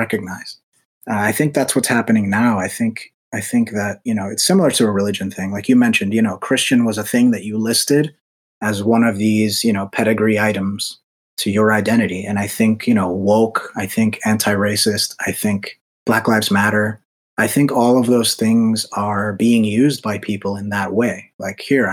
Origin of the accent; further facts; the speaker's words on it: United States; I'm Dominican. Both my parents are from the Dominican Republic. I was born here in America, so I'm Dominican American